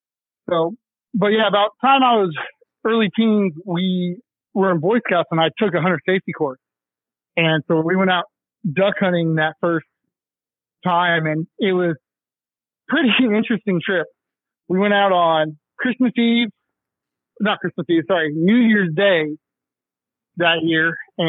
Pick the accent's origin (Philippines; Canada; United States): United States; Colorado; We're actually originally from Colorado.